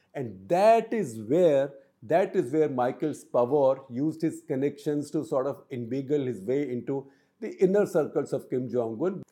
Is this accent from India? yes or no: yes; India; I am from India